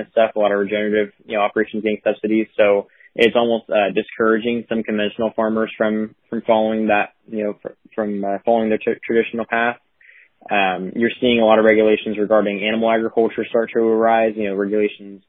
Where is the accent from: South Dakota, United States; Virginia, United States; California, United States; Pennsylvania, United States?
California, United States; Tulare; my hometown, Tulare